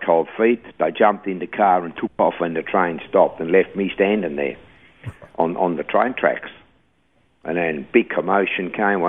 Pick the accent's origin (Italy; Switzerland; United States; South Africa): Switzerland; English is a second language; moved away as an adult; now in Australia; I was born in Switzerland in 1948, and I came from a good family